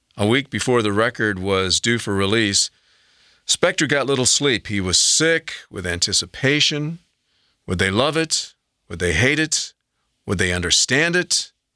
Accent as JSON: {"language": "English", "town": "Kalamazoo", "region": "Michigan", "country": "United States", "tie": "born or raised there", "said": "Kalamazoo, Michigan, my hometown."}